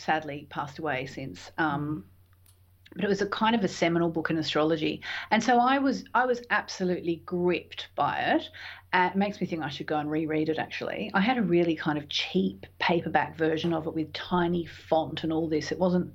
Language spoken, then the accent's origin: English; Tasmania, Australia; moved away; also born or lived in London; I grew up in Tasmania. And I'd been living in London by this stage for a couple of years